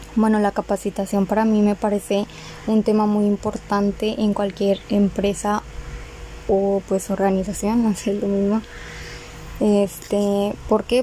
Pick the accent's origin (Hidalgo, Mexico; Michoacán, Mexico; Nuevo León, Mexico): Nuevo León, Mexico; Monterrey; also born or lived in Galeana, Nuevo León; vivo en Monterrey, nací en Galeana, Galeana, Nuevo León. ahí duré seis años. Hasta los seis años viví ahí y pues nos vinimos a vivir aquí a Monterrey